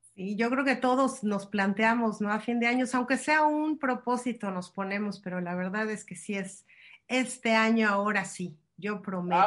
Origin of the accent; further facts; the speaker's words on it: Mexico; los que somos de México